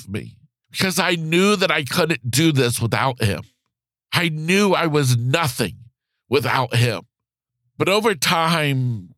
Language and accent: English; Florida, United States; back in Florida, my home state